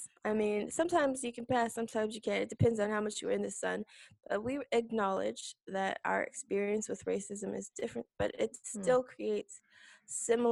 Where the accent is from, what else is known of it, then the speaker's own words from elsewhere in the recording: Southern California, United States; growing up in Southern California is it's really diverse